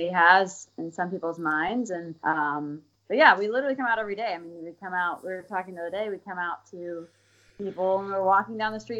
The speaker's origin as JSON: {"language": "English", "region": "Arkansas", "country": "United States", "tie": "born or raised there", "moved": "as an adult", "lives_now": "Seattle, United States", "said": "I'm from Arkansas."}